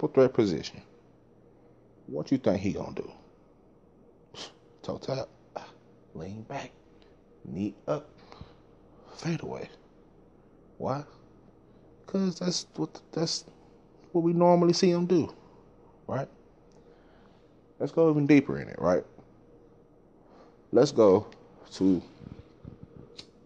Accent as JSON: {"language": "English", "town": "Dallas", "region": "Texas", "country": "United States", "tie": "born or raised there", "said": "I'm from South Dallas, Texas"}